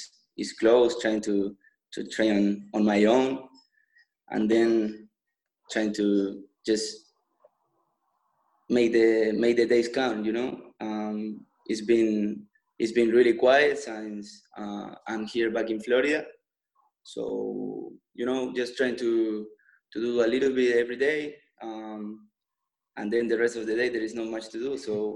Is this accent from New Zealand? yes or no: no; Ovalle, Coquimbo, Chile; moved away as an adult; now in Tulsa, United States; I started to play in a small academy in my hometown, Ovalle